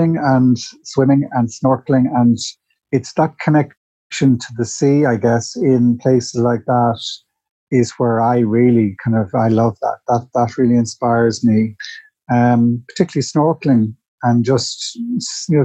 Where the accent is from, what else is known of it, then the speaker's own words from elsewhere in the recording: Dublin, Leinster, Ireland; I grew up in Dundrum